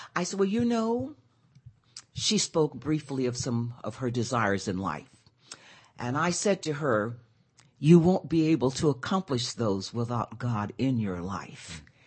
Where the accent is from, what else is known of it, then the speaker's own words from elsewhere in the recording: Pine Bluff, Arkansas, United States; moved away; I'm from Arkansas